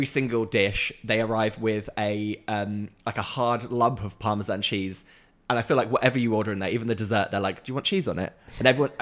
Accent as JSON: {"language": "English", "town": "Norwich", "region": "East of England", "country": "United Kingdom", "tie": "born or raised there", "moved": "yes", "lives_now": "London, United Kingdom", "said": "growing up in Norwich"}